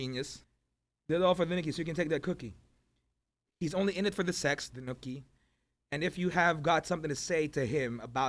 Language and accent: English; Philippines; Me, being a Filipino kid, my first time in the U.S.